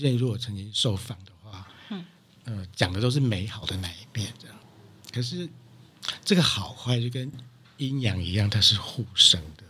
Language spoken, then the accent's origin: Chinese; Dongshi, Taichung, Taiwan; 故乡，就是台中的东市